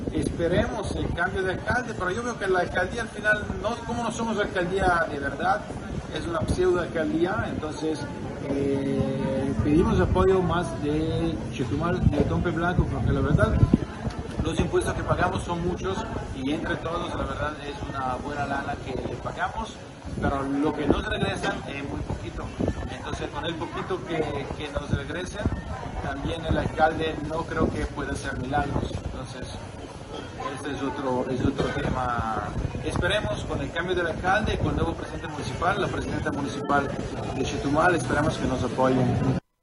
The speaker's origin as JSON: {"language": "Spanish", "country": "Italy", "moved": "as an adult", "lives_now": "Mahahual, Mexico", "said": "Soy italiano y tengo el Hotel Luna de Plata acá en Mahahual"}